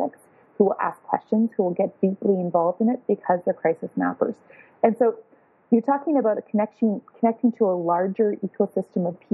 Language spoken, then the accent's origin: English; Toronto, Ontario, Canada; I'm from Toronto, Canada